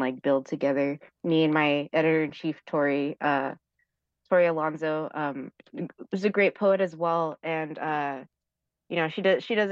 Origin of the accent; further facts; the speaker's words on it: Los Angeles, California, United States; also born or lived in San Francisco (La Misión); I'm from the Valley